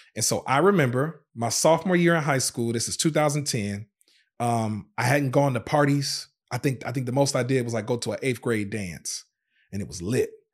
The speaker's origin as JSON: {"language": "English", "town": "Racine", "region": "Wisconsin", "country": "United States", "tie": "born or raised there", "also_born_or_lived": "Zion, Illinois", "said": "born in Zion, Illinois, but, but we moved to Racine, Wisconsin when I was, uh, I think about five years old"}